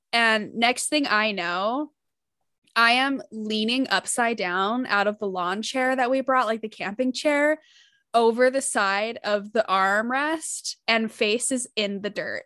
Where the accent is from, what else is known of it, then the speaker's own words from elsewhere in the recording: Utah, United States; I grew up in Utah